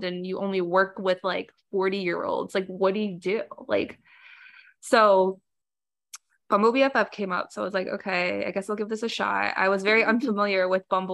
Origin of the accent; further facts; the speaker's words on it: South Florida, United States; I came back to South Florida after undergrad